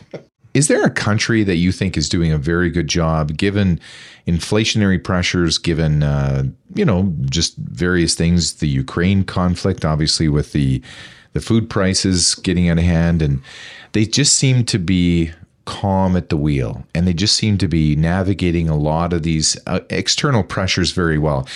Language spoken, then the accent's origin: English; Taber, Alberta, Canada; moved away; I grew up in Tabor, Alberta, where we had our own municipal police force.